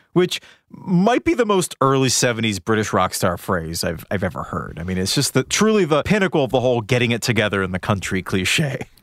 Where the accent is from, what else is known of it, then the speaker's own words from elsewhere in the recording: New England, United States; I'm from New England